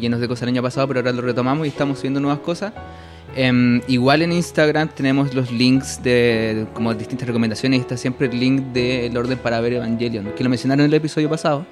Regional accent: Coyhaique, Aysén, Chile; moved away; also born or lived in Viña del Mar; Yo soy del sur, de Koyaiki

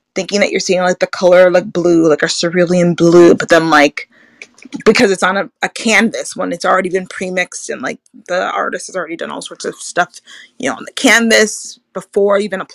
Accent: United States; as an American

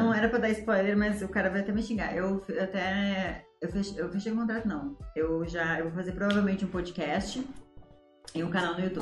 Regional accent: Ijuí, Rio Grande do Sul, Brazil; now in São Paulo, Brazil; eu sou de Injuí, é uma cidadezinha desse tamanhozinho, no coração do Rio Grande do Sul.

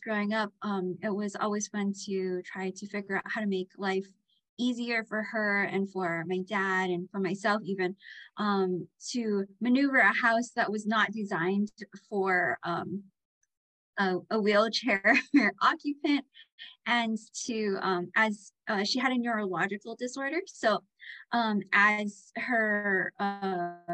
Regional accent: Hilo, Hawaii, United States; I grew up on the Big Island of Hawaii. I grew up on the Hilo side

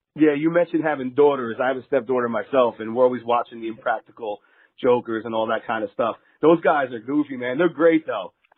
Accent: New Jersey, United States; moved away as an adult; now in Las Vegas, United States; I'm originally from New Jersey

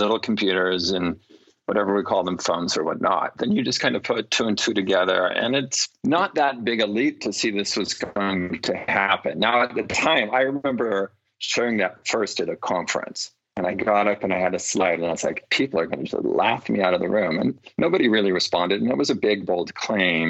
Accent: California, United States; I grew up in California.

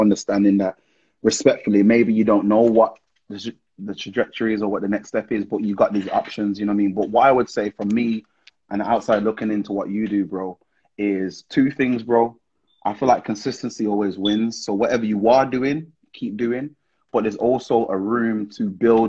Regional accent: Wolverhampton, West Midlands, United Kingdom; I'm from Wolverhampton

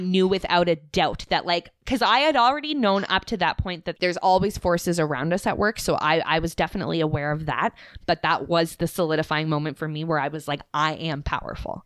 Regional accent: Nova Scotia, Canada; I'm from Nova Scotia

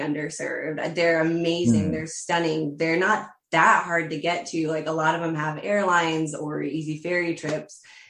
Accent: United States; I'm an American

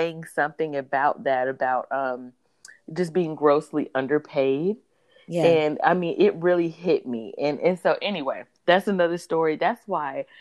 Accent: North Carolina, United States; I am from North Carolina.

